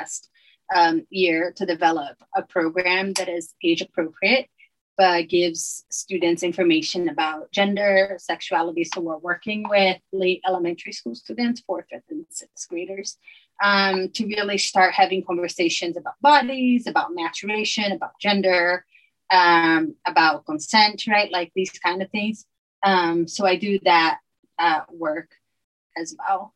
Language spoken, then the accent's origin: English; Brazil; moved away as an adult; now in Utah, United States; I was born in Brazil, and Brazil was still under dictatorship when I was born. And I feel like I grew up, just my people around me, my family